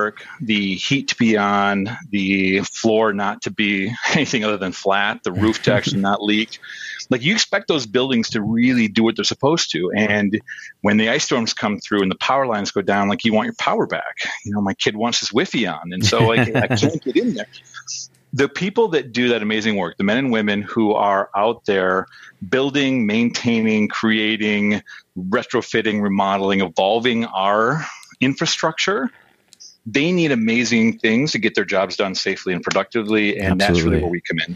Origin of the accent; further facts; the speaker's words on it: the Falls area, Northern Wisconsin, United States; moved away as an adult; also born or lived in Madison, Wisconsin / Minneapolis, Minnesota; I grew up in the Falls area, went to school at Madison, moved up to Minneapolis.